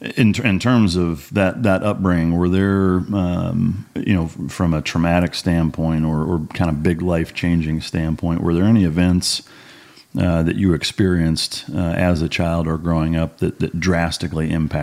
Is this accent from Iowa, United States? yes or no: yes; Iowa, United States; So being from Iowa, we probably grew up just a few hours apart.